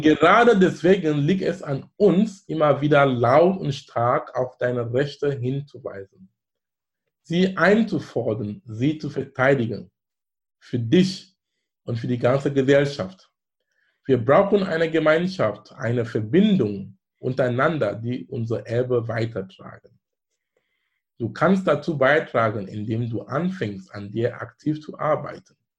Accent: Bamenda, Northwest Region, Cameroon; German is a second language; now in Germany; wo ich herkomme, Bamenda

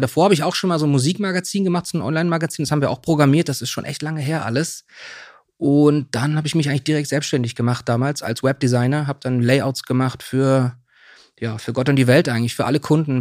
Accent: Swabia, Germany; also born or lived in Bautzen, Saxony / Hamburg; now in Berlin, Germany; aufgewachsen bin ich in Süddeutschland im Schwaben

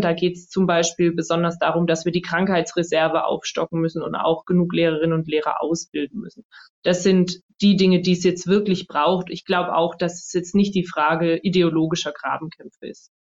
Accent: Stuttgart, Baden-Württemberg, Germany; also born or lived in North Rhine-Westphalia / Tübingen; geboren bin ich in Nordrhein-Westfalen, aber aufgewachsen die meiste Zeit in Stuttgart

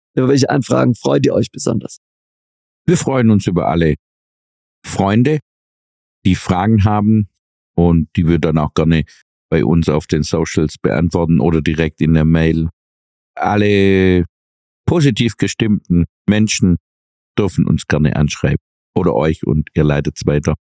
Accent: Swabia, Germany; bin auch Schwabe

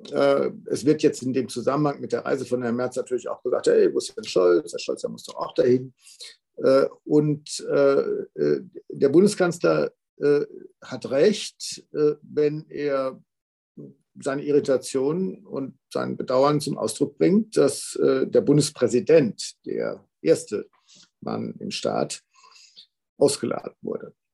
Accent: Arnsberg, North Rhine-Westphalia, Germany; er wohnt hier in Arnsberg, also meiner Heimatstadt.

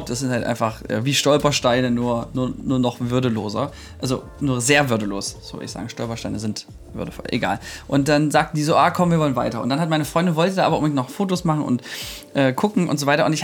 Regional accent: Germany; ich bin, ähm, ich bin Deutscher, ich oute mich jetzt an der Stelle mal.

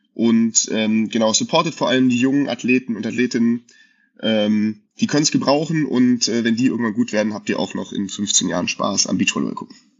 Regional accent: Frankenberg, Germany; bei uns in Frankenberg

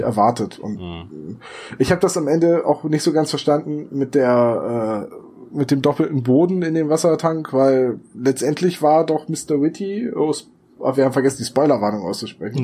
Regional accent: Northern Germany, Germany; Wir sind Norddeutsche, wir können keine Dialekte.

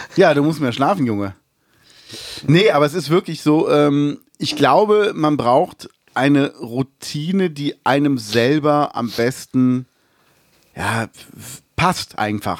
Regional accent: Cologne, North Rhine-Westphalia, Germany

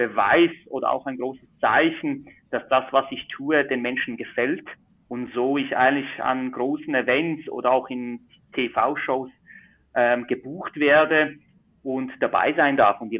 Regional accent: Switzerland; Zauberkünstler, Illusionist und Mentalist aus der Schweiz. Man hört es vielleicht auch am Dialekt. Ich bin ein richtiger Schweizer.

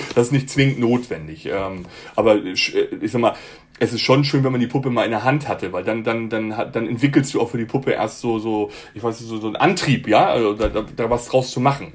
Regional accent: Hamburg, Germany; moved away as an adult; also born or lived in Munich; Ich bin gebürtiger Hamburger

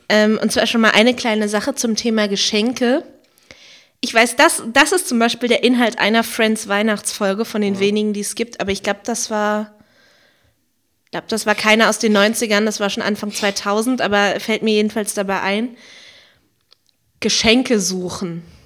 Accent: Berlin, Germany; Weil meine Musikschule war ja eine relativ große von Pankow, Berlin-Pankow

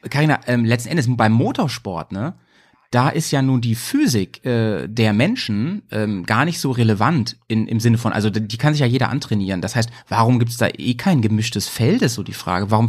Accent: Stuttgart, Baden-Württemberg, Germany; die zweite Mannschaft vom VfB Stuttgart und das witzigerweise meine Heimat.

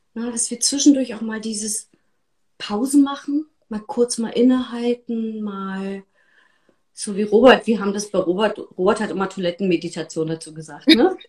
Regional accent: East Germany, Germany; ich bin in der DDR groß geworden

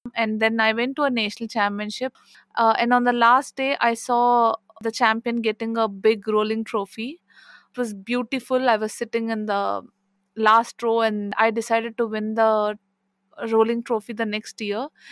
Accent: India; I'm from India

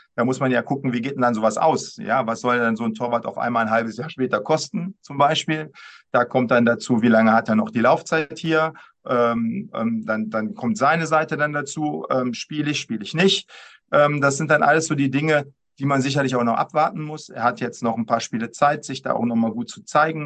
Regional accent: Düsseldorf, North Rhine-Westphalia, Germany; als Düsseldorfer

